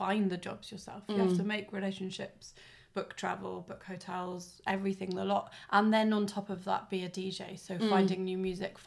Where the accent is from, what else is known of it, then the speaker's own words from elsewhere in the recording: Tenby, Wales, United Kingdom; now in Cardiff, United Kingdom; I'm from Tenby, South Wales